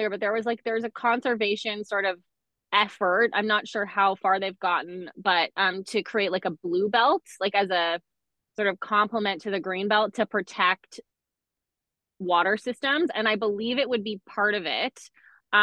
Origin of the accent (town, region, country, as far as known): Markham, Ontario, Canada; born or raised there; also born or lived in Scarborough